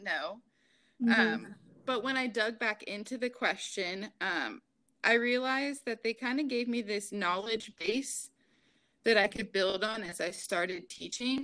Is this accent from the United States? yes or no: yes; Wooster, Ohio, United States; also born or lived in Preble County, Ohio; I was actually at a regional campus at ATI, which was in my hometown.